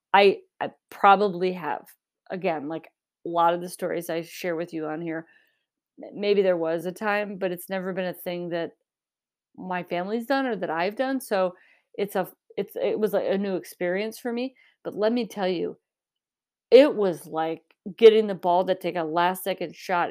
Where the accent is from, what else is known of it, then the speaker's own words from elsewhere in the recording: Michigan, United States; I grew up in Michigan